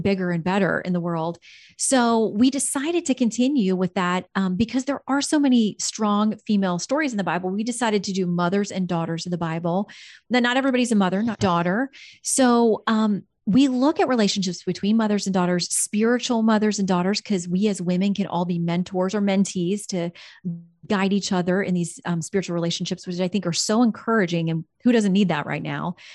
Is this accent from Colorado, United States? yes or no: no; Fort Lauderdale, Florida, United States; moved away as an adult; also born or lived in Tallahassee, Florida; I'd spent my whole childhood growing up in South Florida around the Fort Lauderdale area